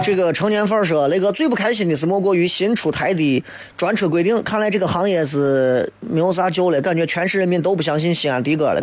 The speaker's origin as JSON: {"language": "Chinese", "town": "Xi'an", "region": "Shaanxi", "country": "China", "said": "我们西安人的面"}